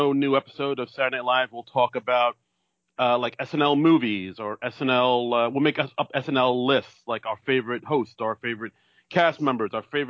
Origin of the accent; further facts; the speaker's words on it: New York City, New York, United States; now in New Jersey, United States; I'm a comedian from New York City. I live in New Jersey now with my wife